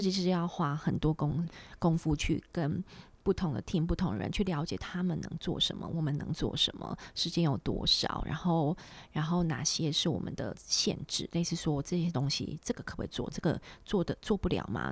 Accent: Taiwan; moved away; 我觉得很多类似我们台湾人或是华人或是什么，我们还是对于学历，对于一些title很，很很在care意

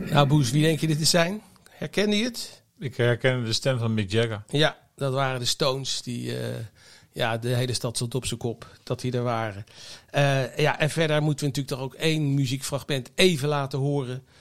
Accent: The Hague, South Holland, Netherlands; ik ben opgegroeid in het Statenkwartier

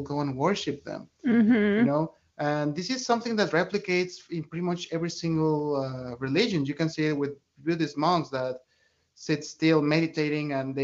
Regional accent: Mexico City, Mexico; I grew up in Mexico City, where we have like a huge Catholic tradition

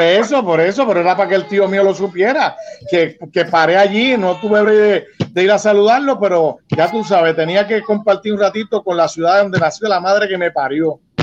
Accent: New York City, New York, United States; en la ciudad de Queens, en New York, en donde, donde yo nací

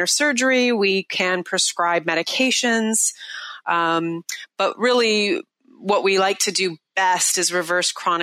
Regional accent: Seattle, Washington, United States; right here in my hometown in Seattle

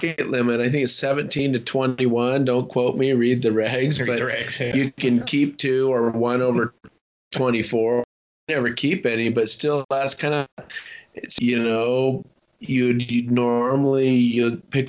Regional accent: Bishop, California, United States; moved away; also born or lived in Seattle / Reno; growing up in Bishop

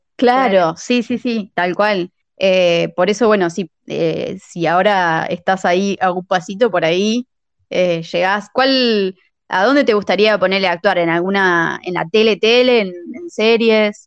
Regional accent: La Pampa, Argentina; moved away as an adult; now in La Plata, Argentina; nosotras somos también, nosotras somos de La Pampa

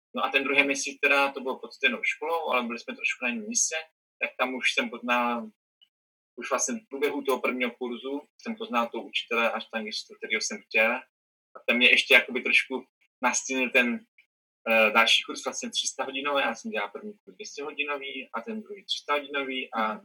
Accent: Czechia; narodil jsem se třeba v Česku, jo, nějakou městečku a mám tady rodiče

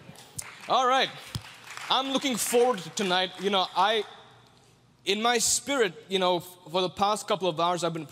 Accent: India; I'm from India

